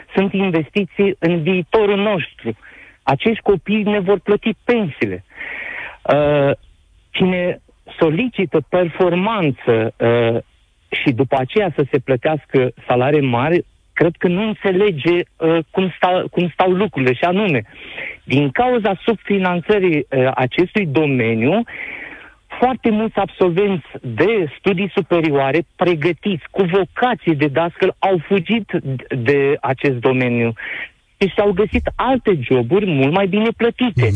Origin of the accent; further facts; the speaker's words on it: Onești, Bacău County, Romania; sunt din Onești, Bacău